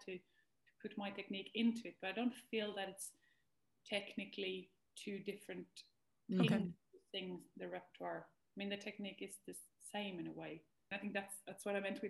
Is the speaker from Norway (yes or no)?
yes; Norway; also born or lived in Denmark; I moved from Denmark to Norway, and I moved sort of back home